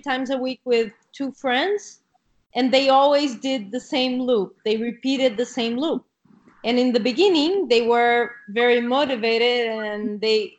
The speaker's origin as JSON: {"language": "English", "region": "Rio de Janeiro", "country": "Brazil", "second_language": "English", "moved": "as an adult", "lives_now": "Catalonia, Spain", "said": "I come from Rio"}